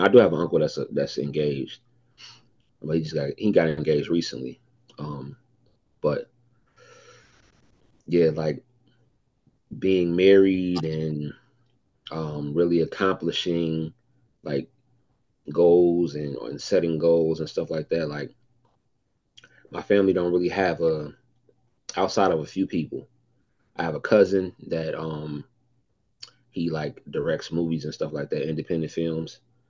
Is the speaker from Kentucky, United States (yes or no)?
no; Detroit, Michigan, United States; I'm from Detroit.